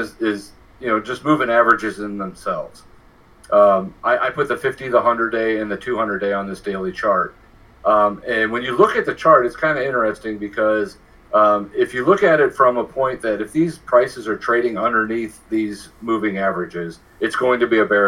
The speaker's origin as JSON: {"language": "English", "town": "Baltimore", "region": "Maryland", "country": "United States", "tie": "born or raised there", "said": "I was born in Baltimore"}